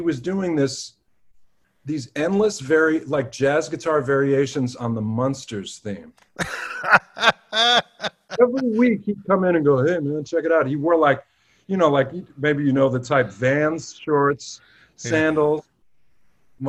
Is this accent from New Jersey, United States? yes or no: no; New York City, New York, United States; when I was growing up in Manhattan